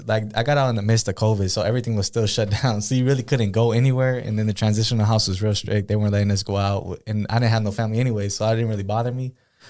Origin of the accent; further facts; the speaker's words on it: Pomona, California, United States; Because I'm from Pomona, right? I'm from LA. All my family lives down there.